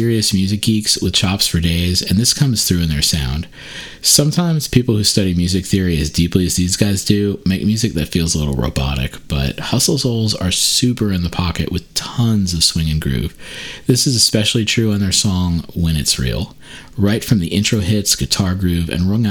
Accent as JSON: {"language": "English", "region": "New York", "country": "United States", "tie": "born or raised there", "moved": "yes", "lives_now": "Asheville, United States", "said": "the oldie station where I grew up in New York"}